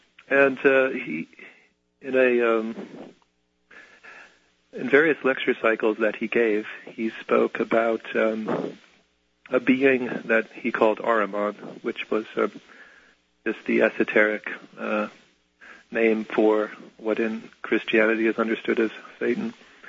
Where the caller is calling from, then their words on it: California, United States; I'm from California.